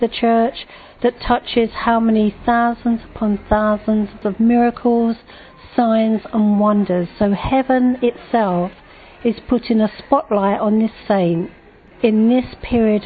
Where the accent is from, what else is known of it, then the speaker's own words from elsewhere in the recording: London, United Kingdom; I come from Eltham in London